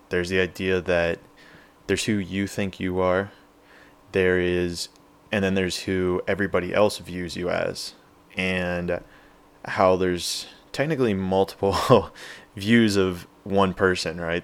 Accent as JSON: {"language": "English", "town": "Pittsburgh", "region": "Pennsylvania", "country": "United States", "tie": "born or raised there", "also_born_or_lived": "San Diego, California", "moved": "as an adult", "said": "I grew up in Pittsburgh, P"}